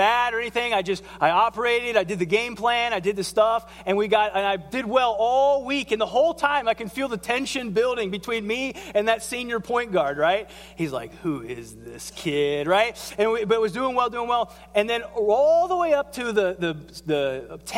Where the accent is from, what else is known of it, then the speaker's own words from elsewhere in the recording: southern Ohio, United States; I grew up in Ohio and in south part of Ohio